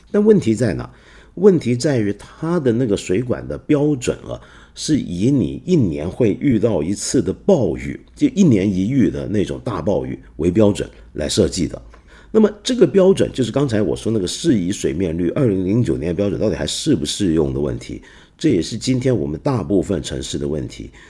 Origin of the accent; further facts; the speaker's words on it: China; 我们中国人